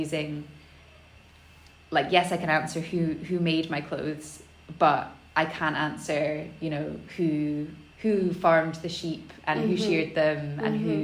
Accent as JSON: {"language": "English", "town": "Elgin", "region": "Scotland", "country": "United Kingdom", "tie": "born or raised there", "said": "I grew up in Elgin, which is in the northeast of Scotland"}